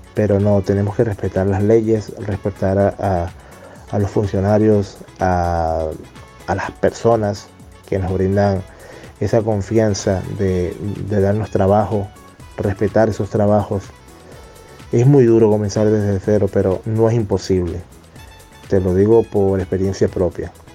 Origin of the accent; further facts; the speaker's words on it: Venezuela; moved away; mis coterráneos venezolanos es que salimos de Venezuela